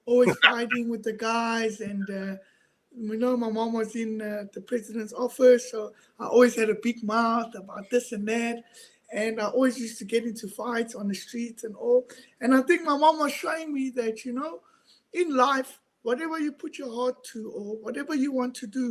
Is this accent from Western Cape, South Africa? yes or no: no; Johannesburg, Gauteng, South Africa; moved away as an adult; now in Netherlands; I was born in South Africa. In the southwestern township known as Soweto